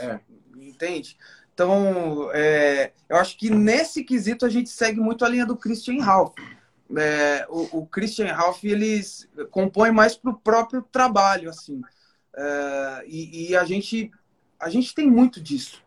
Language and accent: Portuguese; São Bernardo do Campo, São Paulo, Brazil; accent: interior; also born or lived in Indaiatuba; a gente foi criado em São Bernardo do Campo. E assim, quando a gente tinha uns 12 anos, a gente veio para Indaiatuba, que é interior de São Paulo